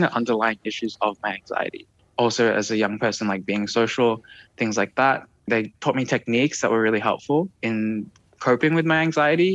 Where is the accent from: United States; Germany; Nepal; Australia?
Australia; growing up in Australia, growing up as a migrant, having different identities